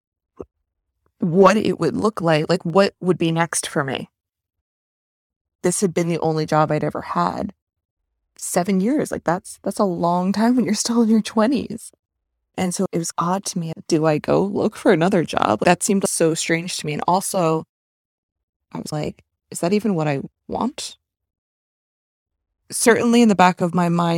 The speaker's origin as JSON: {"language": "English", "country": "United States", "tie": "born or raised there", "also_born_or_lived": "Manhattan", "said": "I grew up right outside New York City"}